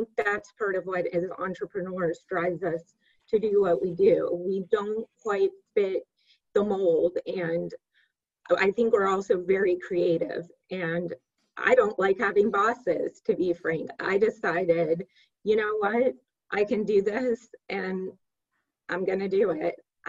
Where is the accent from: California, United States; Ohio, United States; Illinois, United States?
California, United States; Here I am from California, you know, I'm more of a free spirit.